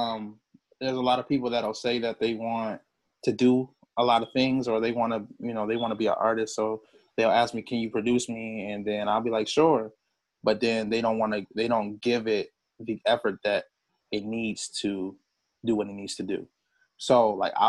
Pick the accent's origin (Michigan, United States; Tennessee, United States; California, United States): Michigan, United States; Port Huron; now in Detroit, United States; I'm originally from Port Huron, Michigan. I live in Detroit right now